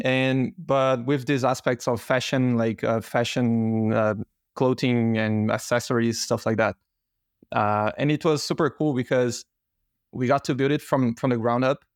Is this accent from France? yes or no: no; Brazil; moved away; I'm originally from Brazil